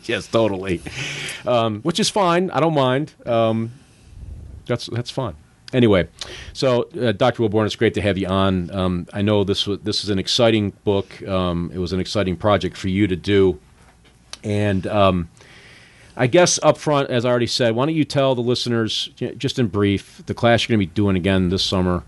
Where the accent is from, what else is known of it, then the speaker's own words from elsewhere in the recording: the North, United States; moved away; I grew up in the North